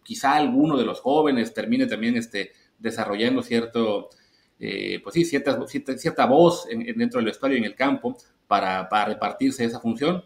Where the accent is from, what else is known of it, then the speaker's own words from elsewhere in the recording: Mexico; como, prensa mexicana